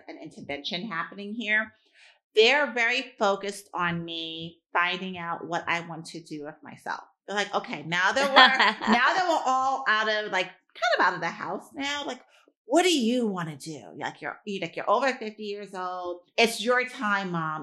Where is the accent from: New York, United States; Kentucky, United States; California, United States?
New York, United States; I'm a New Yorker